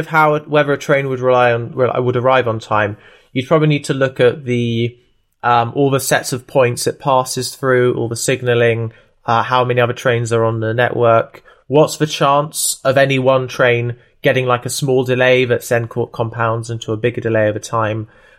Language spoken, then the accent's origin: English; Tooting, London, United Kingdom; born there; I know I was born in Tooting, so I'm gonna just check on a map